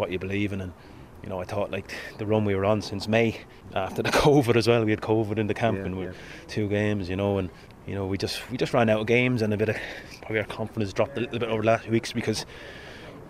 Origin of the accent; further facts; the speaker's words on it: Waterford, Munster, Ireland; my hometown club